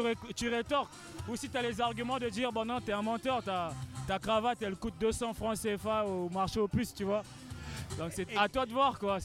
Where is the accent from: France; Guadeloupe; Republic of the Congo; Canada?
Republic of the Congo; Pointe-Noire; Pointe-Noire, qui est ma ville natale